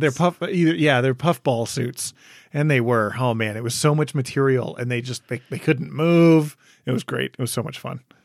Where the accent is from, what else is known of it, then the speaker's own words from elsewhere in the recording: Michigan, United States; moved away; also born or lived in Wisconsin; I grew up in Michigan